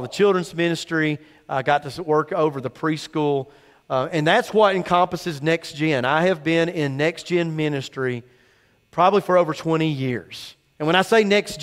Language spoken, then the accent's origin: English; Cumming, Georgia, United States; I grew up in Cumming, Georgia, very north Forsyth, almost in Dawsonville